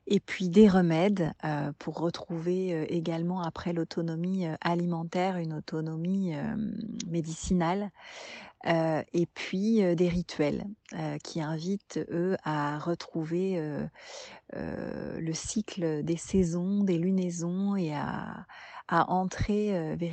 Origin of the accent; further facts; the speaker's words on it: Normandy, France; born there; Alors je suis …, je suis née en Normandie, littéralement euh, terre des hommes du Nord.